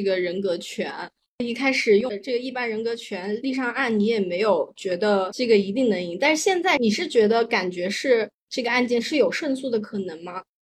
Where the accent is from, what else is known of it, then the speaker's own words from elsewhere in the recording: China; 我从小在大陆长大